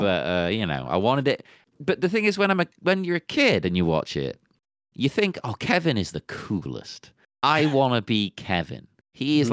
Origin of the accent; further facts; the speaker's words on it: England, United Kingdom; I'm English